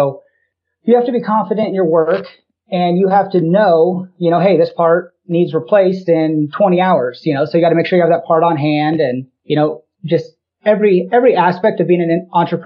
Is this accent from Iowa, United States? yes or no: yes; De Soto, Iowa, United States; I grew up in DeSoto, Iowa, just outside of Des Moines.